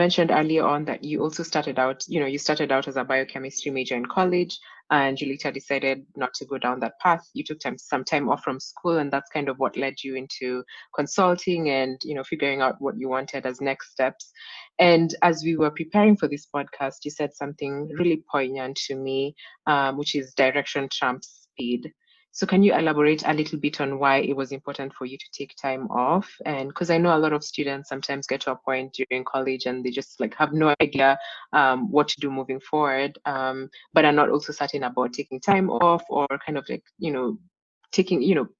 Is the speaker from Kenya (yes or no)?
yes; Nairobi, Kenya; I grew up in Nairobi and I'd never heard of Dalberg until my second year of college. And I know Dalberg had like significant operations in Kenya by that point